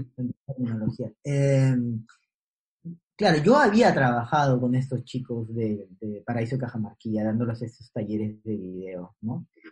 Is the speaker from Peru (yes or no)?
yes; Callao, Peru; fui a vivir al, barrio donde crecí, que es en el Callao, por, el aeropuerto. Yo cuando fui a vivir ahí, muy niño